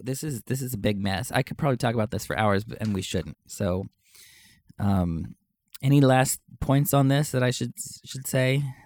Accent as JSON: {"language": "English", "town": "Knippa", "region": "Texas", "country": "United States", "tie": "born or raised there", "moved": "yes", "said": "I'm from Texas, but you probably don't know that I'm actually from Uvalde County, uh, ten miles away from Uvalde. And so in Canepa"}